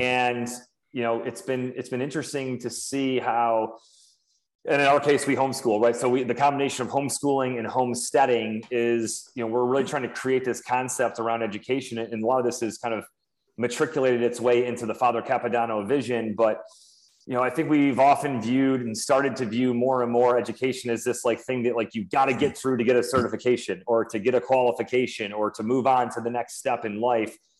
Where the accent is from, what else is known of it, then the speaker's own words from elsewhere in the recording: Syracuse, New York, United States; moved away as an adult; now in Fort Bragg, United States; born and raised in Syracuse, New York